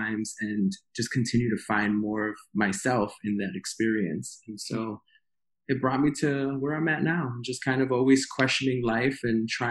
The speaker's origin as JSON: {"language": "English", "town": "New York City", "region": "New York", "country": "United States", "tie": "born or raised there", "also_born_or_lived": "West Coast", "moved": "as an adult", "said": "born and raised in Queens"}